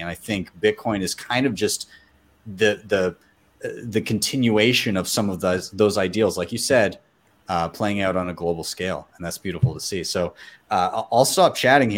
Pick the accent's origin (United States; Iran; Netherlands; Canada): Canada; I'm Canadian